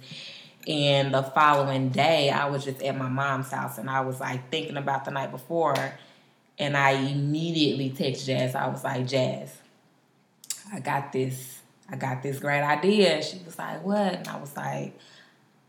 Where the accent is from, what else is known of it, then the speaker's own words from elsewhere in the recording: Dallas, Texas, United States; also born or lived in Houston / Oklahoma City; I'm from Dallas